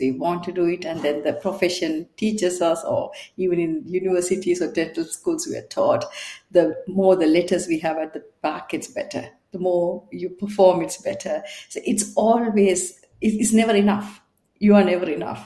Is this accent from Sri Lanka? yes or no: yes; Sri Lanka; also born or lived in Bangalore, India; now in United Kingdom; I'm from Sri Lanka, and I got caught up in the war and left the country and went to India in Bangalore